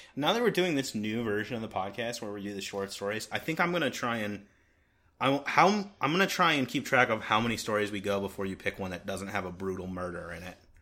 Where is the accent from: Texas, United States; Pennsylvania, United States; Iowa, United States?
Pennsylvania, United States; Philadelphia; We're from Philadelphia. We're recording in Philadelphia right now